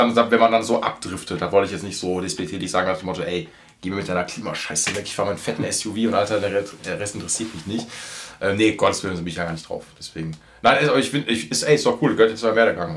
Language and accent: German; Essen, North Rhine-Westphalia, Germany; ich wohne direkt an Zoll, also will ich direkt an Zollverein und ich bin auf Zollverein jetzt groß geworden.